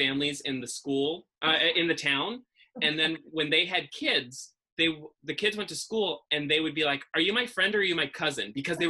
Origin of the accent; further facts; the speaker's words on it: Massachusetts, United States; accent: Massachusetts; It's wicked bad. Everything is right here. Because I don't have a boy. Like if I had like a Dorchester accent where everything was like great. But no, I have like this nasally, awful, like feminine Massachusett